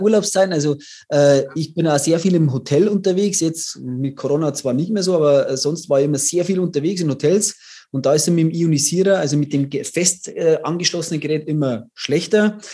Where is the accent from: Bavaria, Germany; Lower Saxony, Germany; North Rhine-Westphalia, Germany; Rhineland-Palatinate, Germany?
Bavaria, Germany; ich komme aus Bayern